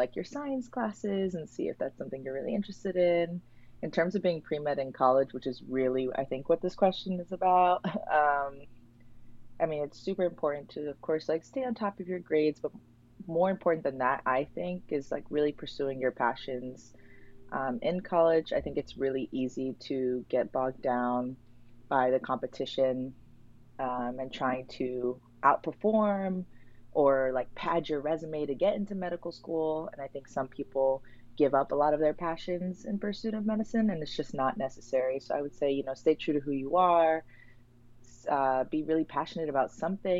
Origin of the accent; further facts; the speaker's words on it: New York City, New York, United States; I grew up in Spanish Harlem, New York City